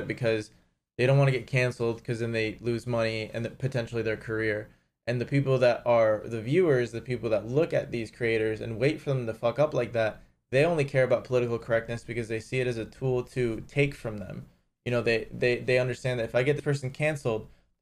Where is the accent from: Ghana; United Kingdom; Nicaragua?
Nicaragua; moved away; I was born in Nicaragua.